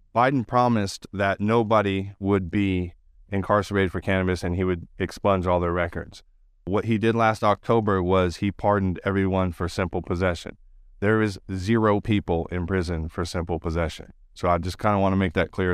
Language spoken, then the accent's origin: English; California, United States; I grew up in California in the nineties